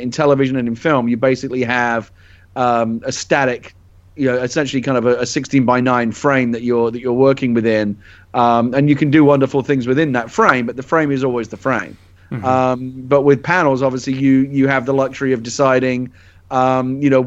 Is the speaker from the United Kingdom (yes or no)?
yes; London, United Kingdom; moved away; I'm originally from London